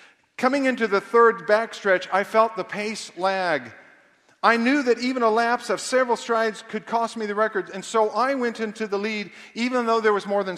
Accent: Kansas City, United States; I grew up in Kansas City

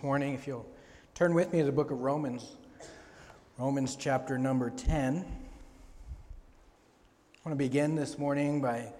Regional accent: Papua New Guinea; Bougainville, growing up in Papua New Guinea, Bougainville was like one of those places you saw on the news

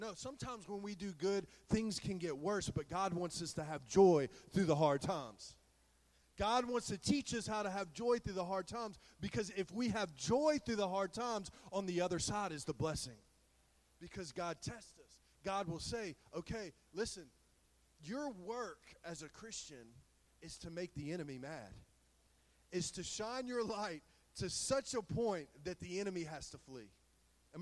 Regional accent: the South, United States; We're all from the South

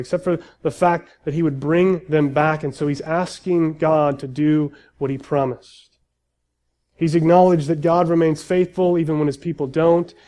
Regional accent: United States; as American Christians

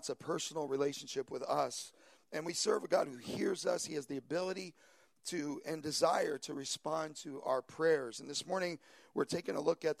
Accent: New York, United States; moved away as an adult; also born or lived in Long Island; now in San Francisco Bay Area, United States; I'm originally from New York, and for the last 15 years, Long Island has been home for us

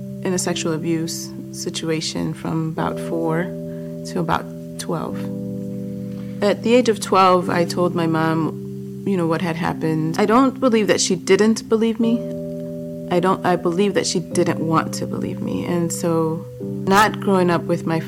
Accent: Chicago, Illinois, United States; also born or lived in Boston, Massachusetts; When I was two, we moved to Chicago after my parents had separated

